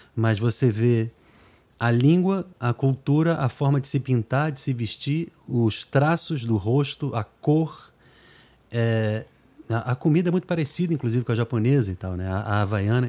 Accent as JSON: {"language": "Portuguese", "country": "Brazil", "tie": "born or raised there", "also_born_or_lived": "New York, United States", "accent": "Brazilian", "said": "a gente que é nascido na América"}